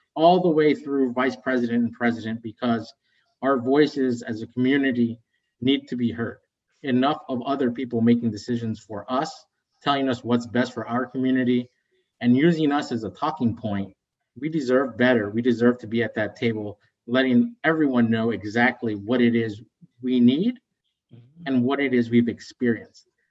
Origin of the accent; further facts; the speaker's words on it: West Virginia, United States; moved away as an adult; also born or lived in Bogota, Colombia / Chicago; I moved to the United States, so I'm an immigrant. I'm a Colombian American. I grew up in West Virginia